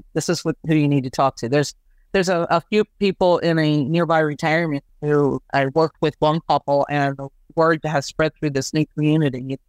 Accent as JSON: {"language": "English", "town": "Washington", "region": "District of Columbia", "country": "United States", "tie": "born or raised there", "moved": "yes", "lives_now": "Chester County, Pennsylvania, United States", "said": "A good friend of mine from high school, we grew up in the Washington, D.C. area"}